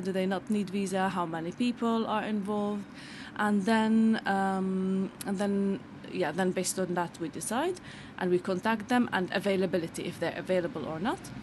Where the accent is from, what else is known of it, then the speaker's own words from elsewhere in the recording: Bethlehem, West Bank, Palestine; now in London, United Kingdom; I'm originally Palestinian from Bethlehem